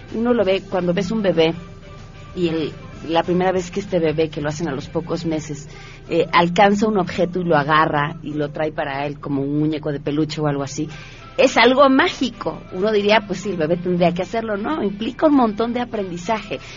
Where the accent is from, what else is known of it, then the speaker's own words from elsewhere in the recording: Mexico; como mexicanos